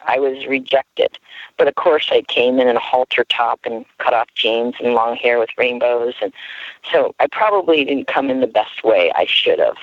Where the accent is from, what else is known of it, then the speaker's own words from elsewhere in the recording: Harrisburg, Pennsylvania, United States; now in Ukiah, United States; I was born in the Harrisburg, Pennsylvania area